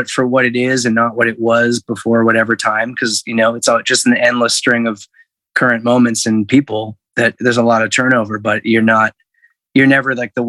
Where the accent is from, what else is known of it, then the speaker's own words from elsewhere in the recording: Hamilton, Ontario, Canada; moved away as an adult; also born or lived in Guelph / Montreal; now in Toronto, Canada; I was born in Toronto. And I grew up in Hamilton